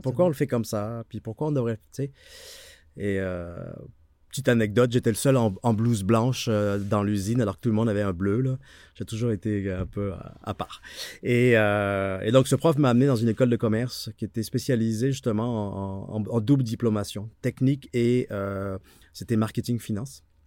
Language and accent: French; France; moved away as an adult; now in Quebec, Canada; on vient ici en Amérique du Nord par le Québec parce qu'en France, on est pourri en anglais